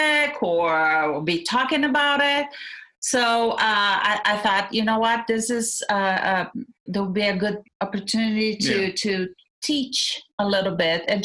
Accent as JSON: {"language": "English", "country": "Brazil", "also_born_or_lived": "Seattle, Washington", "moved": "yes", "lives_now": "Washington, United States", "said": "I am from Brazil. I moved to the United States in 1989"}